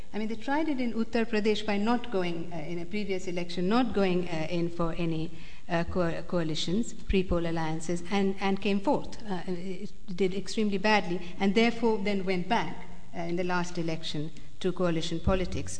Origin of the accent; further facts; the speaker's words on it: United States; I'm born American